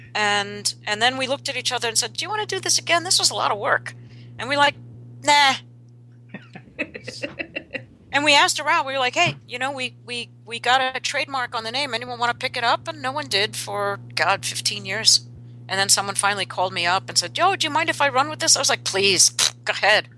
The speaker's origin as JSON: {"language": "English", "region": "New York", "country": "United States", "tie": "born or raised there", "said": "I grew up in New York"}